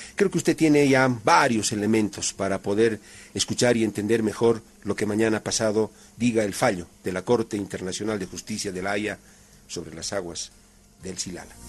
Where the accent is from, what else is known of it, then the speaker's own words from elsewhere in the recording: Bolivia; como boliviano